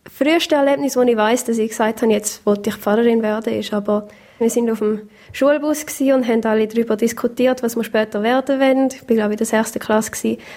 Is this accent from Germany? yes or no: no; Taiwan; Taiwan geboren und aufgewachsen. Meine Eltern sind Missionare